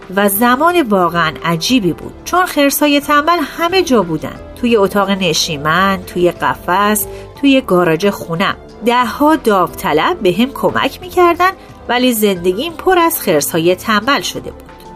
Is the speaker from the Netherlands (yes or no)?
yes; Netherlands; now in Suriname; من در هلند بزرگ شدم